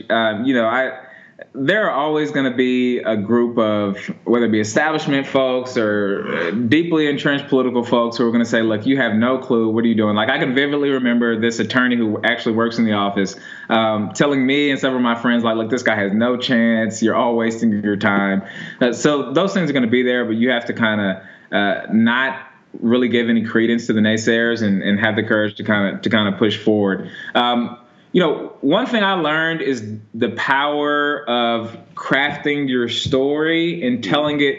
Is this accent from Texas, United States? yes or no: yes; Houston, Texas, United States; also born or lived in California; So I was born in California, and my parents are uh, Coast Guard. So I've I've lived in like a bunch of different coastal cities, but we moved to Houston when I was in elementary school.